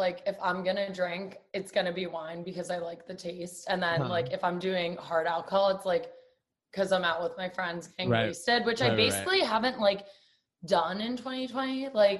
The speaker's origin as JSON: {"language": "English", "town": "New York City", "region": "New York", "country": "United States", "tie": "born or raised there", "said": "So I'm from New York City originally, born and raised on the Upper West Side. Upper West is the best."}